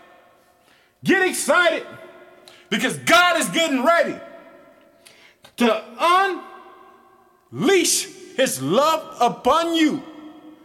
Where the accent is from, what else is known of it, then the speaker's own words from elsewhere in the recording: Illinois, United States; my home state of Illinois